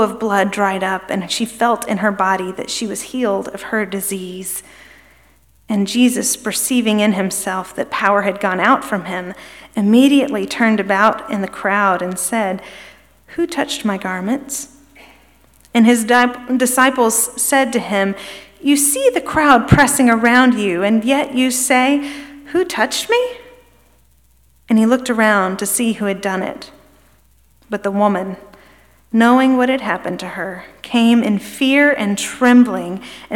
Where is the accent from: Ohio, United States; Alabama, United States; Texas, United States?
Alabama, United States; Birmingham; moved away as an adult; also born or lived in Kentucky / New York State; now in Memphis, United States; We moved here from Birmingham, which is where my husband and I are both from originally